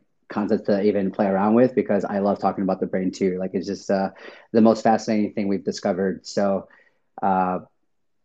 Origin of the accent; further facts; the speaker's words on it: Chicago, Illinois, United States; I'm from Chicago